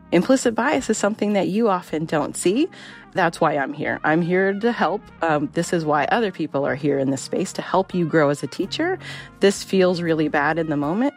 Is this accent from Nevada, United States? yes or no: yes; Las Vegas, Nevada, United States; moved away; also born or lived in Minnesota; I grew up in Las Vegas